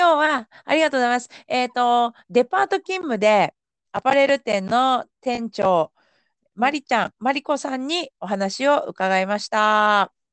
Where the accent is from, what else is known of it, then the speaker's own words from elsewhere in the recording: Yamanashi, Japan; moved away; 私地元が山梨県ですけど